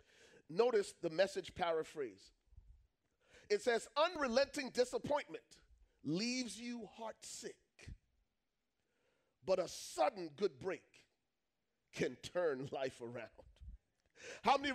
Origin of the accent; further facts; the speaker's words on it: Liberia; I'm from Liberia